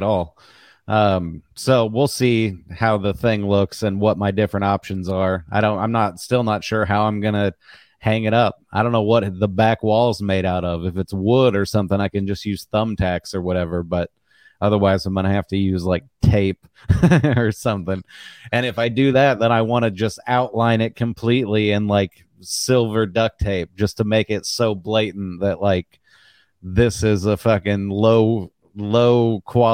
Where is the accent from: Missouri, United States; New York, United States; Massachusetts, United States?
Missouri, United States; I'm from Missouri